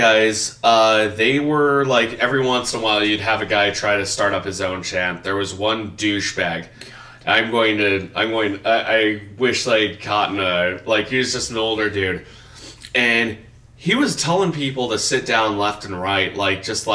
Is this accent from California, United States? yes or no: yes; Riverside, California, United States; now in Idaho, United States; my hometown of Riverside, California